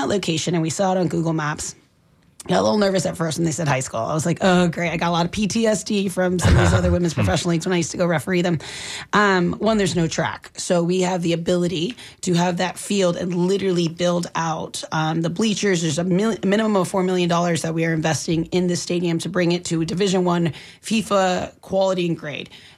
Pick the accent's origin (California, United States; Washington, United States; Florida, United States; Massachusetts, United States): Florida, United States; Sarasota; I'm from Sarasota, so I'm really getting to learn Tampa very well